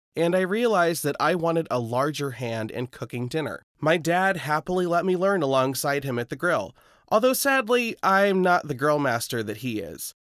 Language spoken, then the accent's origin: English; Lincoln, Nebraska, United States; my hometown of Lincoln